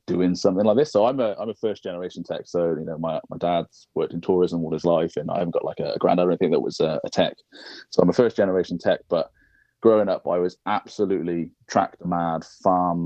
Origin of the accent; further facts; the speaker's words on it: United Kingdom; now in near London, United Kingdom; I grew up in a small sort of village on the Welsh border